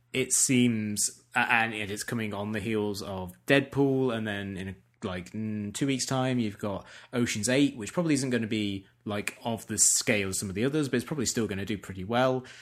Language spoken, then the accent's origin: English; England, United Kingdom; as an English person